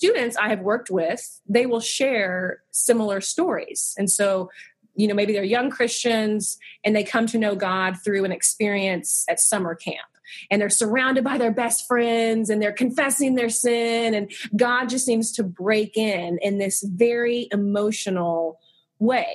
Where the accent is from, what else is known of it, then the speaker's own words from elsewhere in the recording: Abilene, Texas, United States; moved away as an adult; also born or lived in Cairo, Egypt; now in Sugar Land, United States; I grew up in Abilene, Texas, a little bit further west